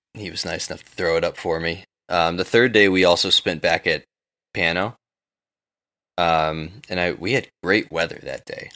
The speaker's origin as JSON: {"language": "English", "town": "New York City", "region": "New York", "country": "United States", "said": "I'm from New York City"}